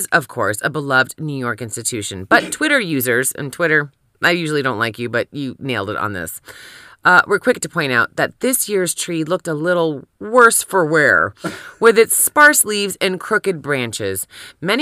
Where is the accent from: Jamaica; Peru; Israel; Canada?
Canada; I'm from Canada